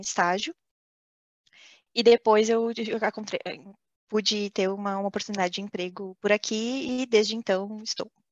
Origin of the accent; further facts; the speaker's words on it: Brazil; moved away as an adult; now in France; saí do Brasil, foi a primeira vez, primeira experiência fora do Brasil